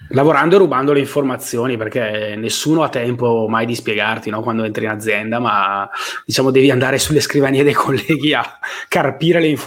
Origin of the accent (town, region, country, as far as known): Barletta, Apulia, Italy; moved away as an adult; also born or lived in Turin